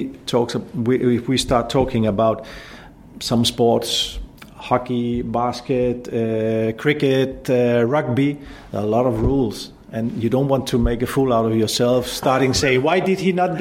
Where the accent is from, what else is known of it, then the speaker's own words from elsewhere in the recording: Denmark; I come from Northern Europe